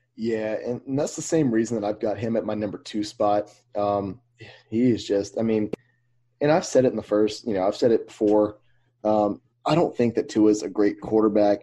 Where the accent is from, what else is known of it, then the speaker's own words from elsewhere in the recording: Mobile, Alabama, United States; we grew up in Mobile, so we know about the Mobile leprechaun